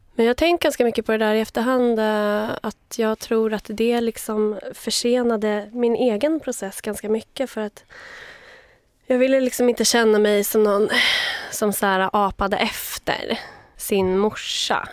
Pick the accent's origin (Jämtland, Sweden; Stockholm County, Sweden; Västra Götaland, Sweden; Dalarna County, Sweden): Stockholm County, Sweden; Vaxholm; also born or lived in Uppsala; Jag är född i Uppsala, uppvuxen utanför Stockholm, i Vaxholm